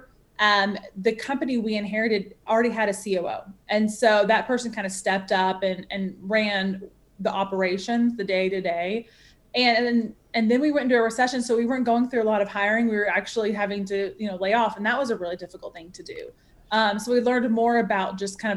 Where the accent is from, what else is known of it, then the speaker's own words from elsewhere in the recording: United States; also born or lived in Arizona / Nashville, Tennessee; now in Atlanta, United States; I grew up in the States, and I grew up between Arizona and Tennessee, Nashville, Tennessee.